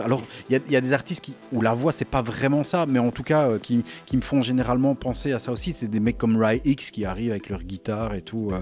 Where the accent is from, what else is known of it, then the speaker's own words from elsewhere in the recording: Belgium; je suis de Belgique.